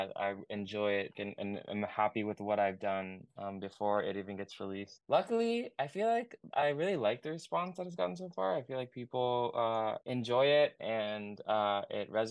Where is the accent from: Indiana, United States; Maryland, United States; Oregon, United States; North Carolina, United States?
Oregon, United States; I'm from Oregon and I make like indie pop